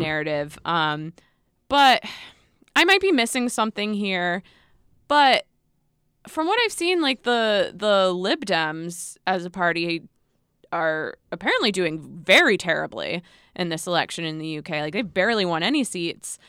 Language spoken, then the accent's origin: English; United States; as an American